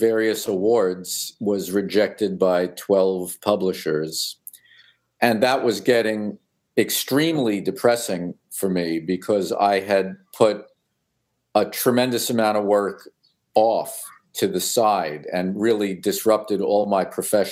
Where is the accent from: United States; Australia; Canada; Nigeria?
United States; New York City, New York; also born or lived in Long Island, New York; I was born in Brooklyn and I lived there until I was 10